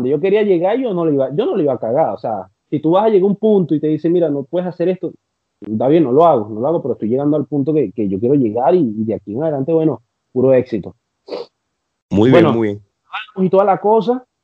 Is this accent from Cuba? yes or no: no; Venezuela; now in Chile; ver, ver, ver, mi bandera, ver, ver gente que a pesar que no eran, eh, no los conocía, pero estaban ahí siendo